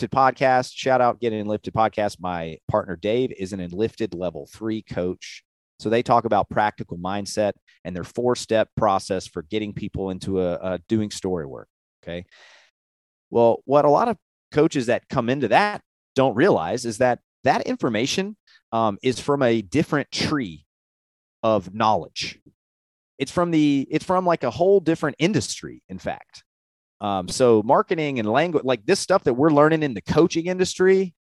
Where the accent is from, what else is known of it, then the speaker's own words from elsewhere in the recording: Tennessee, United States; I'm from Tennessee